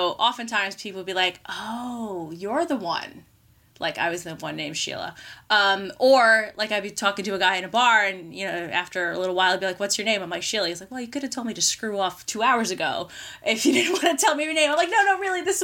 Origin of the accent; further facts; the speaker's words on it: New York City, New York, United States; accent: Queens; also born or lived in Australia; I was raised by immigrants, but I have a very strong Queens accent.